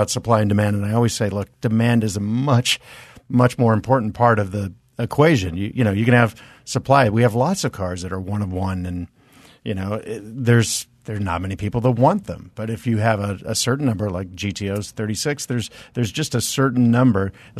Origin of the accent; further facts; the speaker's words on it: Reno, Nevada, United States; I was born in Reno.